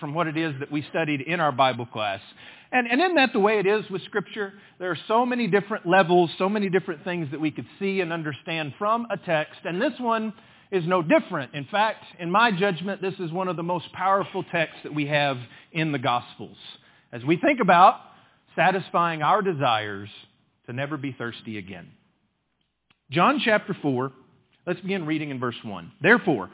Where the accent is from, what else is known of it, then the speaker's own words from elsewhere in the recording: West Texas, United States; I grew up in West Texas